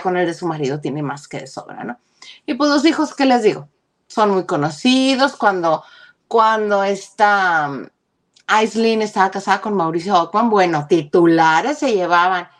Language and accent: Spanish; Mexico; los mexicanos